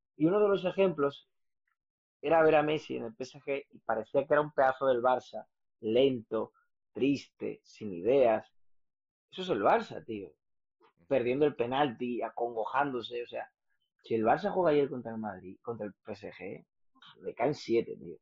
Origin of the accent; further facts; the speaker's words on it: Brazil; now in Spain; yo soy brasileño